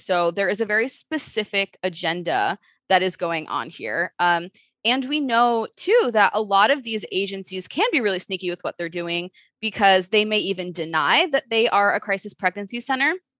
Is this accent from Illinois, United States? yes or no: yes; Chicago, Illinois, United States; I am from Chicago, born and raised